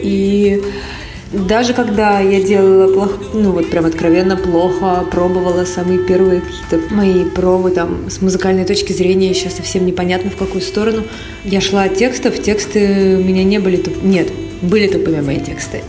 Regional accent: Siberia, Russia; now in India; Я из Сибири

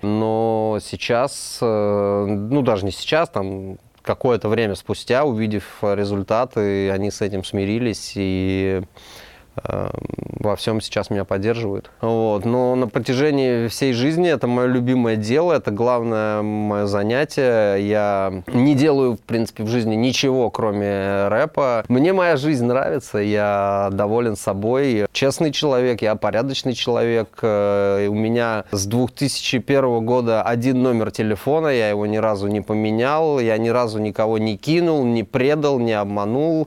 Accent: Moscow, Russia; Я родился в Москве

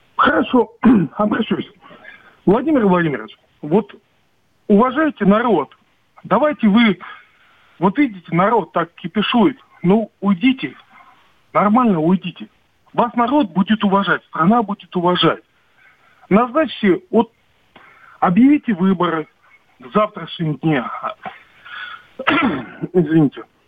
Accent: Western Siberia, Russia; now in Moscow Oblast, Russia; Вот в Московской области нахожусь. Сам я из Западной Сибири

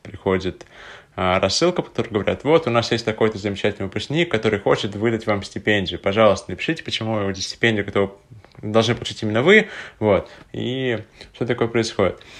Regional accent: Tatarstan, Russia; now in Moscow, Russia; откуда я родом, в Республику Татарстан

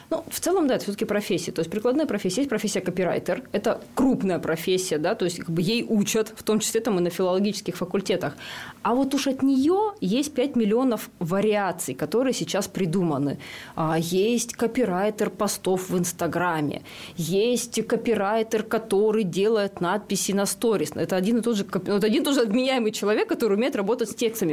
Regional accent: Rybinsk, Yaroslavl Oblast, Russia; Я родилась и выросла в Рыбинске

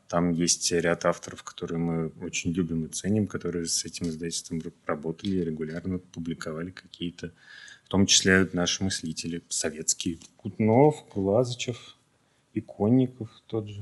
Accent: Moscow, Russia; мы, москвичи

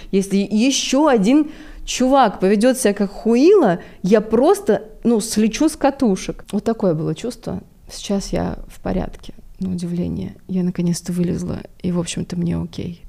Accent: Balashikha, Moscow Oblast, Russia; я девчонка из Балашихи, у которой родители вместе 16 лет

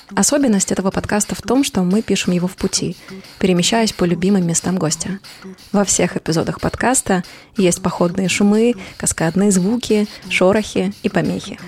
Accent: Almaty, Kazakhstan; moved away as an adult; also born or lived in Berlin, Germany; now in Saint Petersburg, Russia; я родилась в Алмате, в Казахстане

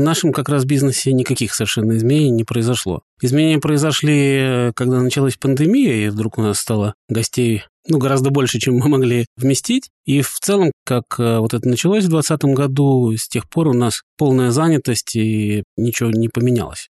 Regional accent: Saint Petersburg, Russia; moved away as an adult; also born or lived in Vyborg area, Leningrad Oblast; now in Vyborg, Russia; мы родились, выросли в Петербурге, не собирались никуда переезжать. И вот так получилось, что теперь мы живем под Выборгом

